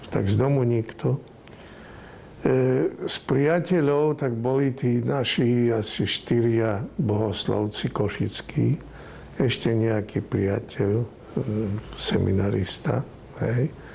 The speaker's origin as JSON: {"language": "Slovak", "country": "Slovakia", "also_born_or_lived": "Rome, Italy", "moved": "yes", "said": "boli sme dvaja Slováci"}